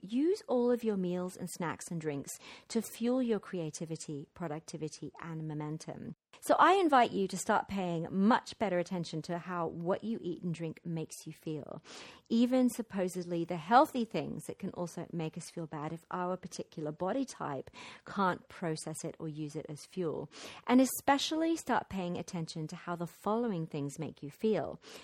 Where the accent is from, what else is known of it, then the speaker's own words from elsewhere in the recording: London, United Kingdom; moved away; my hometown of London.